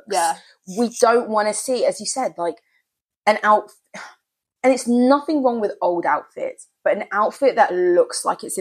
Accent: United Kingdom; can't beat that we're British.

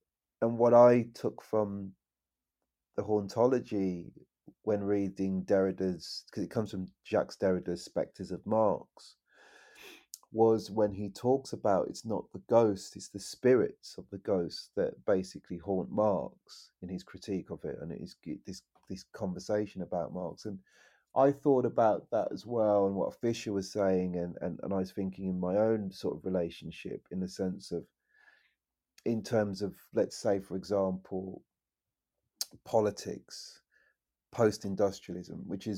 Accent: West Midlands, United Kingdom; You know, I come from the West Midlands, you know, and Enoch Powell

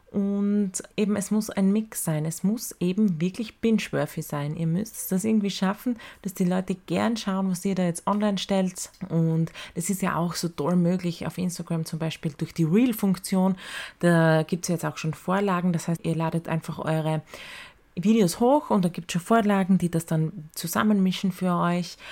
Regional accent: Styria, Austria; weil wir sind Steirer

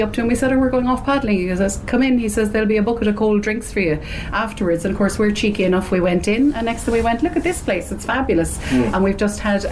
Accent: Crosshaven, Munster, Ireland; I'm from Crosshaven

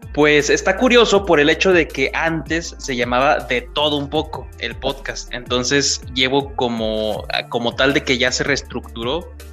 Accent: Durango, Mexico; soy de Durango, México

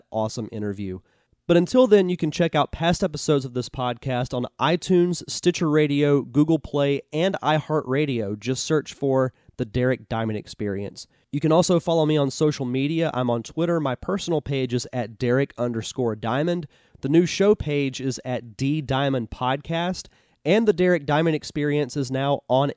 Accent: Pensacola, Florida, United States; here in the area that I'm from

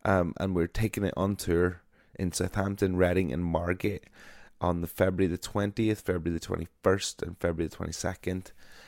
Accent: Ireland; I am an Irish broadcaster

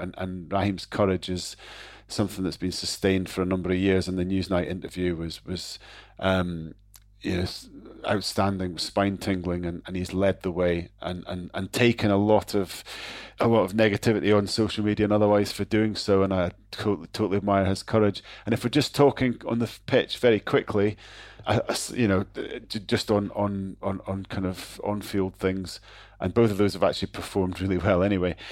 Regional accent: Scotland, United Kingdom; as a Scot

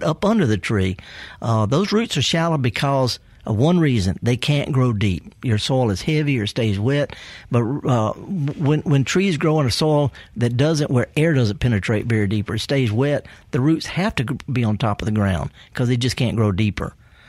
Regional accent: Indianola, Mississippi, United States; Do you know I'm from Indianola? Yes. Born and raised.

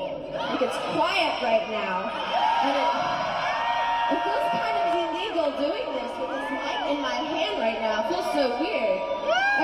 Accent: Louisiana, United States; And I'm a Southern girl, I'm from Louisiana. I'm from the South, and I like to keep it real

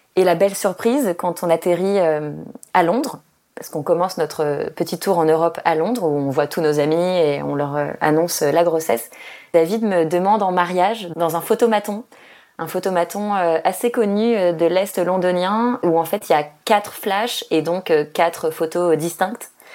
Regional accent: France; moved away as an adult; now in Australia; je suis française

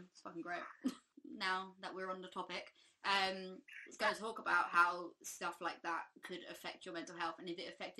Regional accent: England, United Kingdom; as like an English person

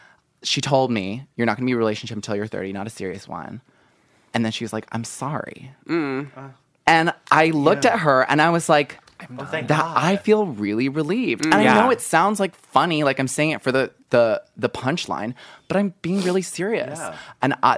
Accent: United Kingdom; I live in the United Kingdom, and I recently moved back to my hometown after living in London for over a year.

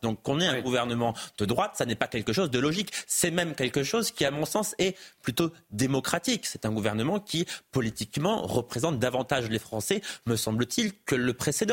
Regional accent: Auvergne-Rhône-Alpes, France; moved away as an adult; now in Paris, France; Je vis à Paris depuis dix ans, mais j'ai grandi en Auvergne, j'y ai passé plus de 20 ans.

